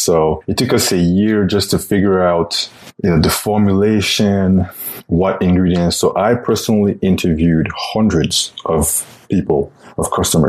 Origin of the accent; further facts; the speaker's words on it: Cameroon; English is a second language; moved away as an adult; also born or lived in Belgium; now in United States; Well, I'm from Cameroon in Africa. Actually, I was born in Belgium.